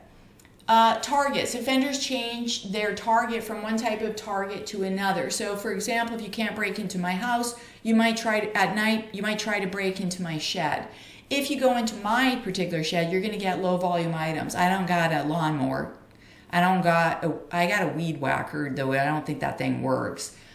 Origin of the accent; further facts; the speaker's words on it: Canada; I'm a Canadian